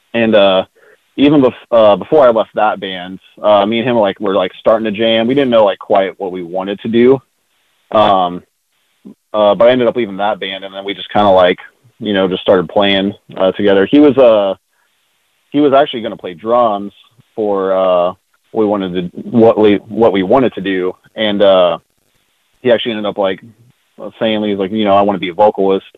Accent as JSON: {"language": "English", "area": "North Richland Hills", "region": "Texas", "country": "United States", "tie": "born or raised there", "said": "I'm from like the suburbs of Fort Worth. I grew up in a like town around the area called North Bertram Hills"}